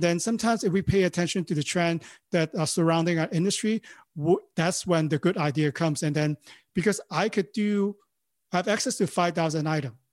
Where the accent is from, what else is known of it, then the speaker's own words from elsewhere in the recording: Hong Kong; English is a second language; moved away as an adult; now in Los Angeles, United States; I born and raised in Hong Kong, you know, I speak Cantonese and, and, uh, you know, Mandarin.